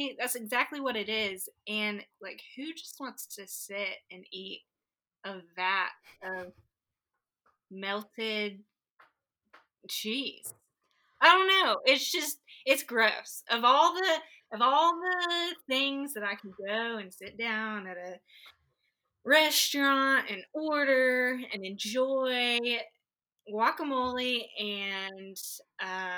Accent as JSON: {"language": "English", "region": "Texas", "country": "United States", "tie": "born or raised there", "said": "I grew up in Texas forever."}